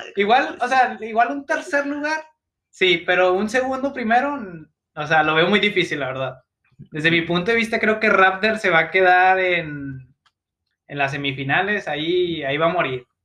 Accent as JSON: {"language": "Spanish", "country": "Mexico", "said": "soy mexicano"}